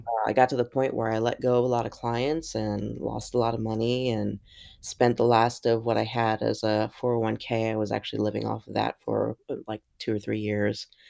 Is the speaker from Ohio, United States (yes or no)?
yes; Columbus, Ohio, United States; born or raised there; also born or lived in New York